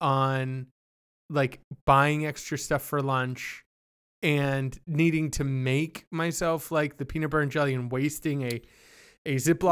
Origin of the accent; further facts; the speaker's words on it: Canada; born there; And I was born in Canada. We snack differently up there.